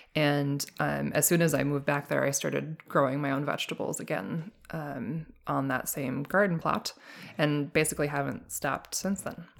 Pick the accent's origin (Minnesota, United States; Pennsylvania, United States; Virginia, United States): Minnesota, United States; Duluth; I grew up on a hobby farm in Duluth, uh, Duluth, Minnesota, and I lived there most of my life